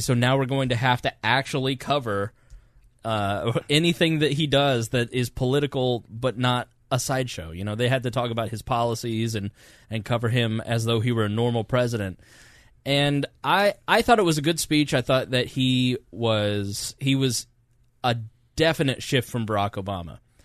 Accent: United States; I am proud to be an American and I'm glad that I am American

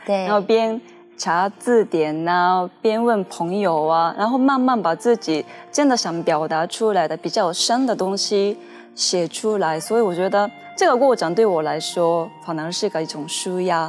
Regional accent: Japan; Chinese is a second language; moved away as an adult; now in Taiwan; 我是日本人，可是我会说中文的

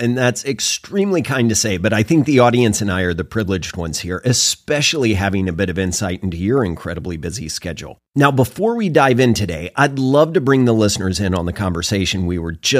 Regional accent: Oklahoma, United States; I grew up in Oklahoma.

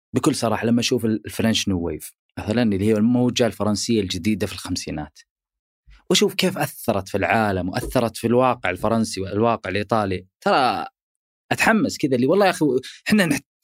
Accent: Saudi Arabia; عندنا في السعوديه

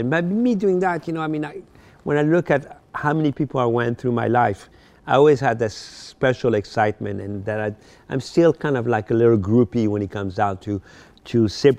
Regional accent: Paris, Île-de-France, France; I told him a story that when I grew up in Paris, mm-hmm. I had a poster of him in my room.

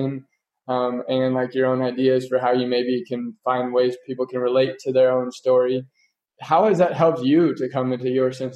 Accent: Kansas, United States; moved away; I'm going back to Kansas, like my roots, my hometown area

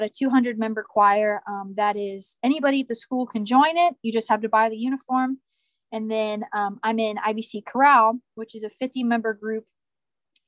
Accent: Ocala, Florida, United States; moved away as an adult; now in Indianapolis, United States; I am from Ocala, Florida, which is in North Central Florida, like right at the heart of Florida, small city. Grew up there the first 18 years of my life

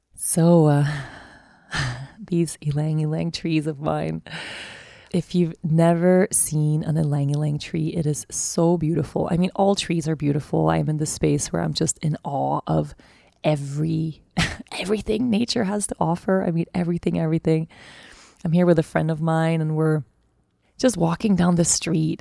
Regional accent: Sweden; moved away as an adult; also born or lived in Costa Rica; now in Aruba; I'm moving back to my home country

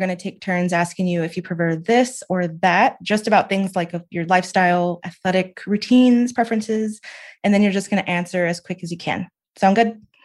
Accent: the South, United States; I'm from the South. We're not used to layers

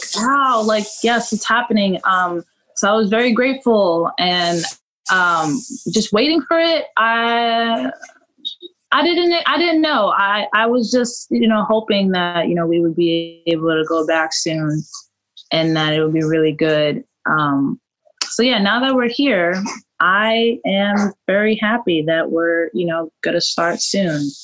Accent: New York, United States; growing up in New York like there's this type of personality that New Yorkers have

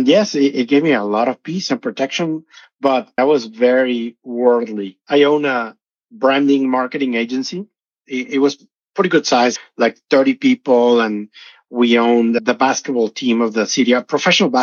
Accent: Tampico, Tamaulipas, Mexico; moved away as an adult; now in United States; I'm from Mexico, from a city called Tampico in Tamaulipas, Mexico.

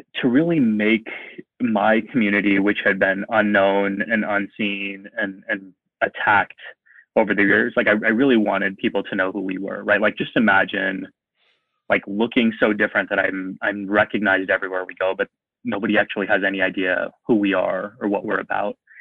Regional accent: San Antonio, Texas, United States; now in Buffalo, United States; I grew up in San Antonio

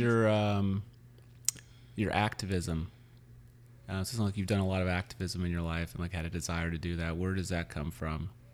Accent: Missouri, United States; also born or lived in Louisiana; now in San Francisco, United States; I grew up in Missouri, and, uh, I lived in Louisiana for ten years

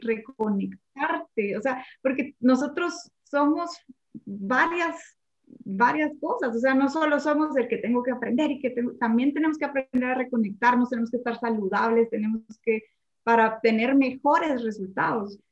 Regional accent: Guatemala; como chapines

